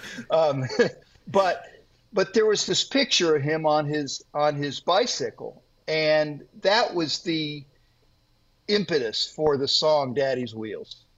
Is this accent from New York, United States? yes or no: no; Worthington, Ohio, United States; I was raised here, and uh, in fact, I'm getting ready to write a book about uh, growing up here in the same town that I now live